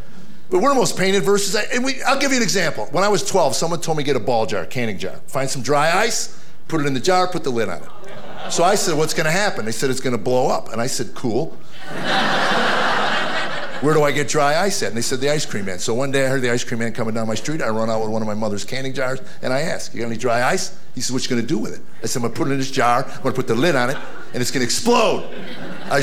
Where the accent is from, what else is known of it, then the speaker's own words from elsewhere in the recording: United States; I had the pleasure of growing up in America